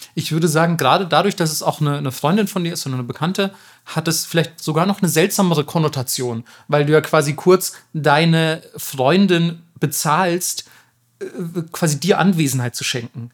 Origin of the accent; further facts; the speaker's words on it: Germany; damals schon als Kind in Deutschland